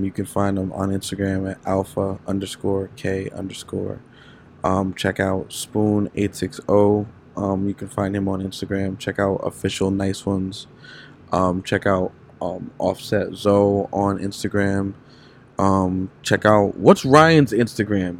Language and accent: English; Haiti; Like, I'm from Haiti. Like, I'm Haitian